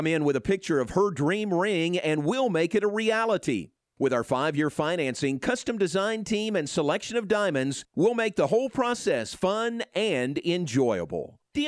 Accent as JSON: {"language": "English", "region": "Kentucky", "country": "United States", "tie": "born or raised there", "moved": "yes", "said": "That's what I grew up with in Kentucky, was the Eastern time zone."}